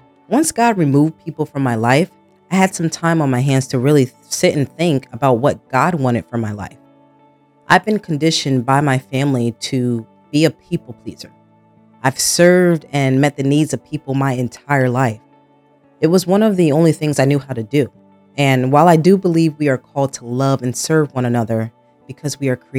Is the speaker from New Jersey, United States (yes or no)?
yes; New Jersey, United States; So yes, born and raised in Jersey. I grew up in a suburban area, so not poor, but not rich either. I moved around a lot in my childhood, some different cities within Jersey and some states 2-3 hours from Jersey.